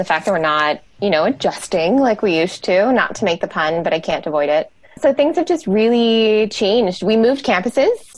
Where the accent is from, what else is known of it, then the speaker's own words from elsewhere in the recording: South Florida, United States; moved away as an adult; now in Portland, United States; I'm from South Florida originally